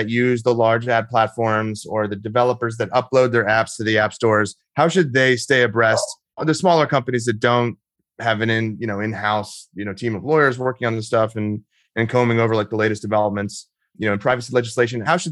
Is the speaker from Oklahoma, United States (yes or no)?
no; Texas, United States; I'm in Texas right now. I'm from Texas, and I live here